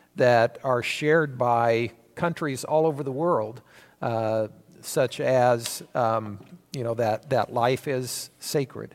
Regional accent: United States; we as American citizens

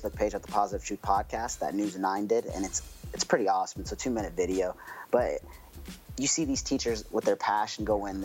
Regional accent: Oklahoma, United States; I'm from Oklahoma

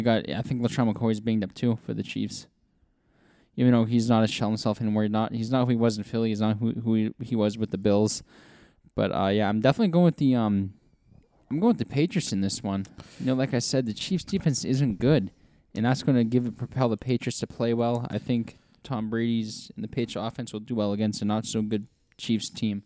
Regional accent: England, United Kingdom; The Jaguars. I'm from England.

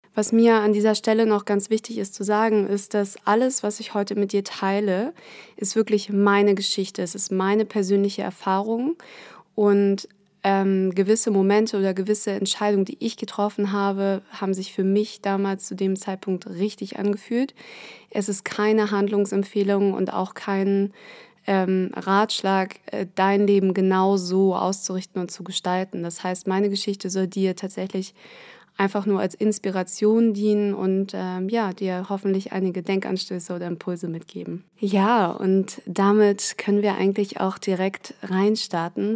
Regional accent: Germany; Ich, ähm, bin in Deutschland aufgewachsen, in der Nähe von Hamburg

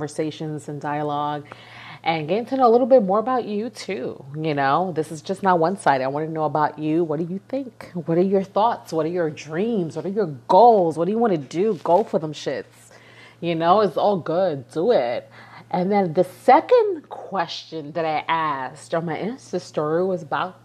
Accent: New York City, New York, United States; moved away as an adult; I'm from New York. I've been born and raised in East New York, Brooklyn. And really, New York is all I've known.

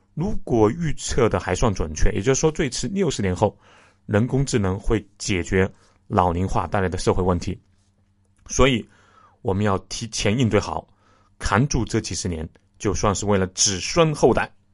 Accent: China; 我们中国人

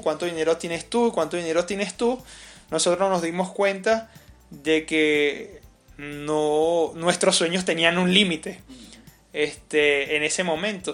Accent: Caracas, Capital District, Venezuela; moved away as an adult; now in Mérida, Venezuela; yo soy de Caracas

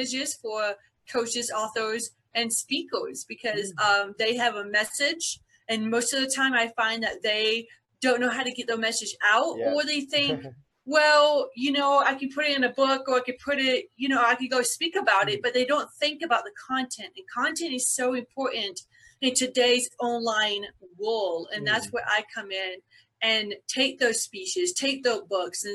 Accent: Byron, Georgia, United States; I was born and raised in a little town called Byron, Georgia, about a couple hours south of Atlanta, Georgia

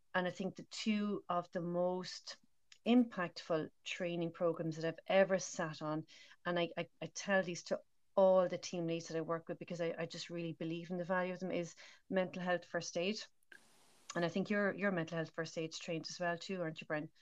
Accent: Ireland; also born or lived in Dublin; now in Galway, Ireland; as irish people

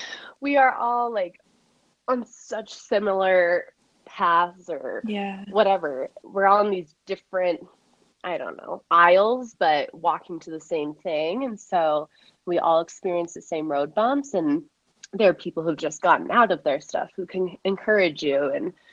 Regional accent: Midwest, United States; Again, I'm from the Midwest. My parents still go to a Christian church.

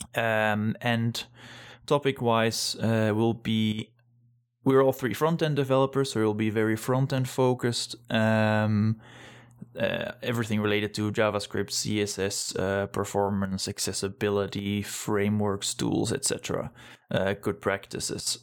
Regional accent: Belgium; moved away as an adult; now in Denmark; I'm originally from Belgium, but been living in Denmark since, uh, two thousand twelve

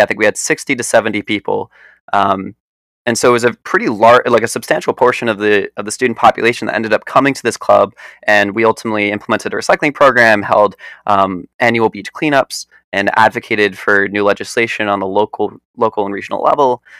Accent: New York, United States; also born or lived in Philadelphia, Pennsylvania; now in Boston, United States; I was born outside of Philadelphia, grew up in New York, and right now I'm weathering the storm for the pandemic in Boston

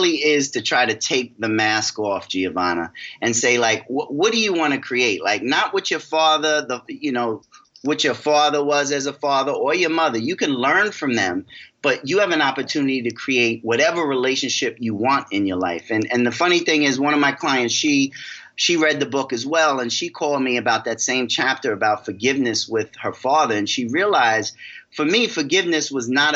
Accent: New York, United States; I'm from New York

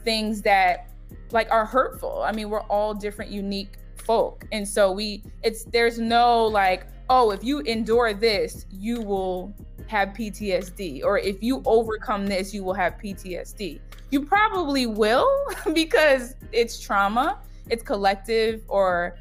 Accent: New York, United States; I'm from New York

